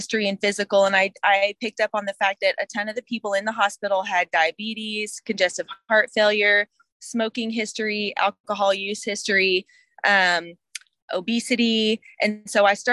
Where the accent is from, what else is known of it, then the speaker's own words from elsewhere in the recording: Houston, Texas, United States; also born or lived in San Marcos, Texas; I was born in Houston, Texas, made my way to San Marcos, Texas for college